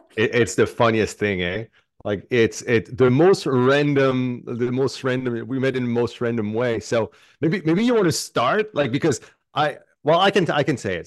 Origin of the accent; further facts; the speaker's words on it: Canada; I'm French Canadian